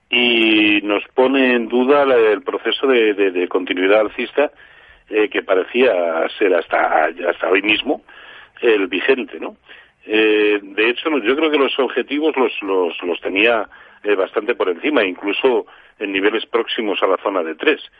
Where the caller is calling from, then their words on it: Valencia, Valencian Community, Spain; de Valencia.